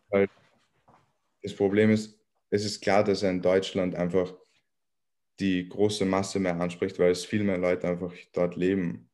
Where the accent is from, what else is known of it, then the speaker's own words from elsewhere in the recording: Vienna, Austria; ich komme aus Wien und ich bin hier aufgewachsen.